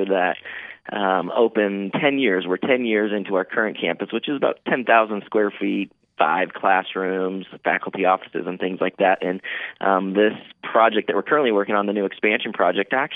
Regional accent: Bend, Oregon, United States; also born or lived in Prineville, Oregon / Madras, Oregon; Born and raised in Bend, spent about 10 years in the community of Prineville.

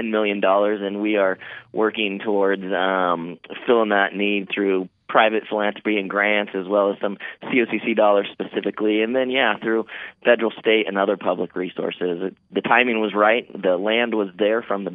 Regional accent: Bend, Oregon, United States; also born or lived in Prineville, Oregon / Madras, Oregon; Born and raised in Bend, spent about 10 years in the community of Prineville.

